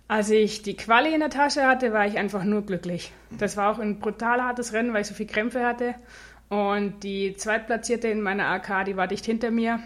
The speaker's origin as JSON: {"language": "German", "town": "Neuburg an der Donau", "region": "Bavaria", "country": "Germany", "tie": "born or raised there", "said": "ich bin aufgewachsen in Neuburg an der Donau"}